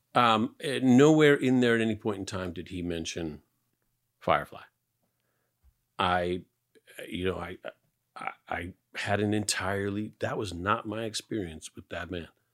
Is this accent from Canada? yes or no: yes; Canada; moved away; I'm Canadian.